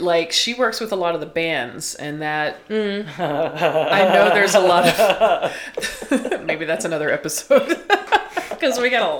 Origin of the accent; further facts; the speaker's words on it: the South, United States; growing up in the South